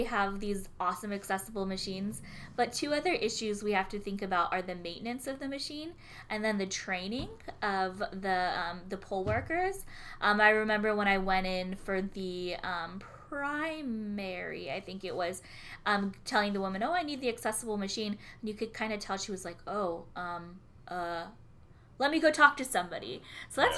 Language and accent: English; California, United States; I'm a California native